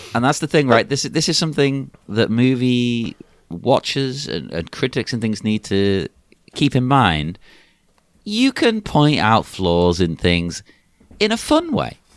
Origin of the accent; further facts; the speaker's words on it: England, United Kingdom; as an English person